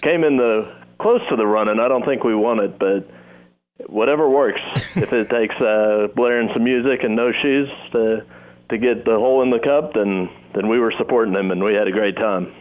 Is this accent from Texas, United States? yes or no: yes; Round Rock, Texas, United States; moved away as an adult; also born or lived in Oklahoma / Corpus Christi, Texas; now in Nashville, United States; my hometown of Round Rock, Texas